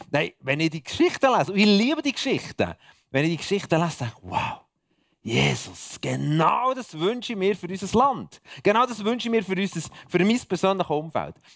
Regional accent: Bern, Switzerland; merci, dass ihr mich als Berner da bei euch aushaltet ist immer wieder eine Freude, in der Schweiz oder im Ausland unterwegs zu sein.

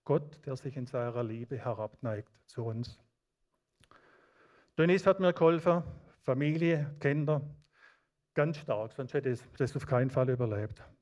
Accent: Baden-Württemberg, Germany; Ich habe Leute im Schwarzwald aus meiner Heimatgemeinde, die betet seit 30 Jahren täglich für mich

